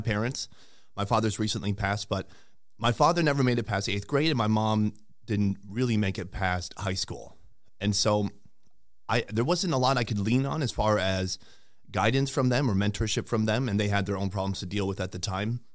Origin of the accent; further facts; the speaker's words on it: St. Cloud, Minnesota, United States; moved away as an adult; also born or lived in Sauk Rapids, Minnesota / South Korea / Vietnam; I'm from Saint Cloud originally. I went to school in Sauk Rapids